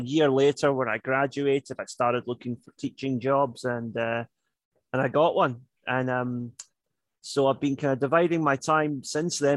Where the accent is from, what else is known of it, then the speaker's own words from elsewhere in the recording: Glasgow, Scotland, United Kingdom; moved away as an adult; also born or lived in Hong Kong; now in Japan; I'm originally from Glasgow in Scotland, but as of yesterday, it's been 15 years since I first moved to Japan.